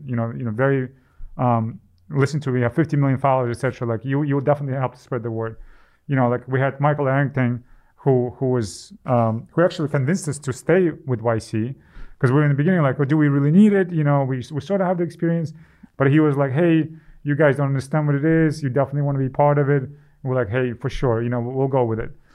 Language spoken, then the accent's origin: English; Ukraine; moved away; I'm from Ukraine